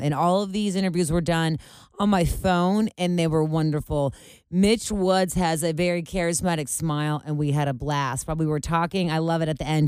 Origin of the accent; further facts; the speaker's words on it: Ohio, United States; I'm from Ohio.